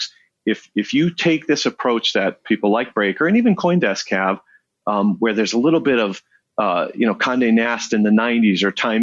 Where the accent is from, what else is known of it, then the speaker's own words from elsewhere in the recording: Chicago, Illinois, United States; I'm born and raised in Chicago